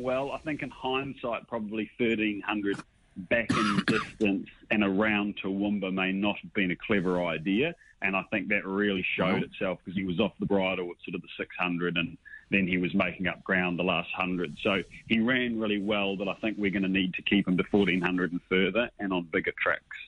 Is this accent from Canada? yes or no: no; New Zealand; moved away as an adult; now in Sydney, Australia; I'm a Kiwi